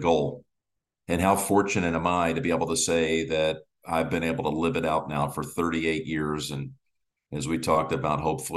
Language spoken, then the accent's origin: English; Colts Neck, New Jersey, United States; also born or lived in Marlboro, New Jersey; We grew up together again in Colts Neck